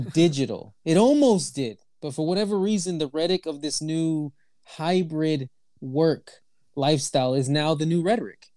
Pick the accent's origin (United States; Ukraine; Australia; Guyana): United States; Houston, Texas; moved away as an adult; now in Toronto, Canada; I'm from Texas, right? I'm originally from Houston, Texas